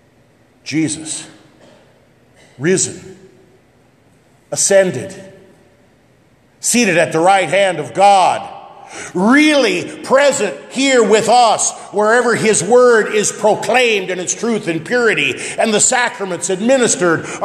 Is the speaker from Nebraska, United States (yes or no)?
yes; West Point, Nebraska, United States; growing up in West Point, Scribner is as obscure as you can get